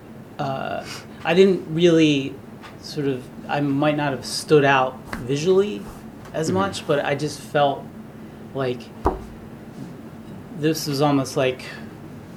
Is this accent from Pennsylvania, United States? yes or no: yes; Drexel Hill, Pennsylvania, United States; we grew up in Drexel Hill, Pennsylvania